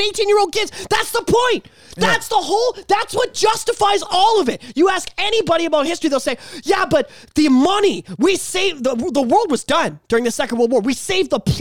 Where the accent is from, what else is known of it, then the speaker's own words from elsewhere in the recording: Canada; as Canadians